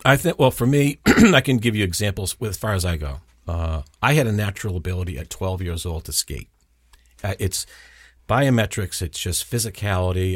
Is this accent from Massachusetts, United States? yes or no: yes; South Shore, south of Boston, Massachusetts, United States; accent: Boston; grew up the south of the city, about twenty-five miles south